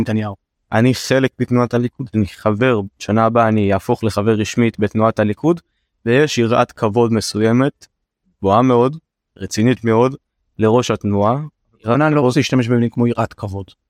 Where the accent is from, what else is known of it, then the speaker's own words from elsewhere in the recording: Beersheba, Southern District, Israel; אני בא מבאר שבע, אני בא מהנגב.